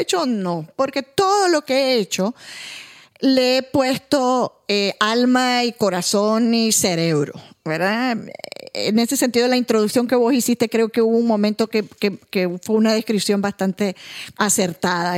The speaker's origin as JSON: {"language": "Spanish", "country": "Nicaragua"}